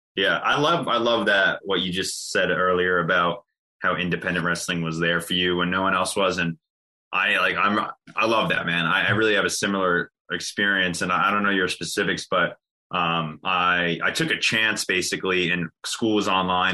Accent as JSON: {"language": "English", "area": "Jersey Shore, near Atlantic City", "region": "New Jersey", "country": "United States", "tie": "born or raised there", "said": "I grew up on the Jersey Shore, uh, very, very close to Atlantic City."}